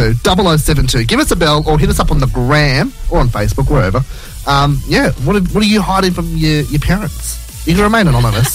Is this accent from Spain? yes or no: no; Blacktown, New South Wales, Australia; We're from Blacktown.